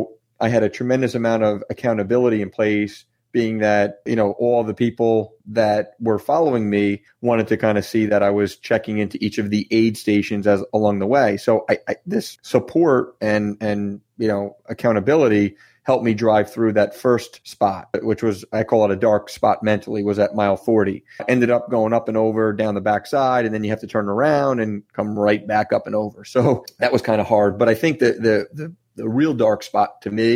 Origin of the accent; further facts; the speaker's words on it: New Jersey, United States; I'm from New Jersey